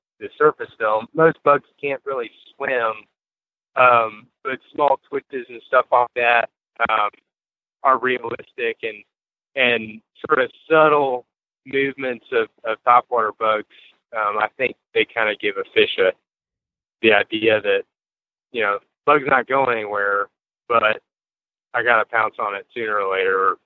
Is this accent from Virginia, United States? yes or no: yes; Fluvanna County, Virginia, United States; Fluvanna County, which is, you know, my home town